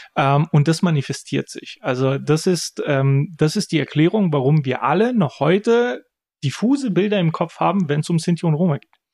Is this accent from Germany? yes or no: no; Bulgaria; ich bin in Bulgarien geboren, ich habe einen bulgarischen Namen, ich habe einen bulgarischen Pass. Ich bin Bulgare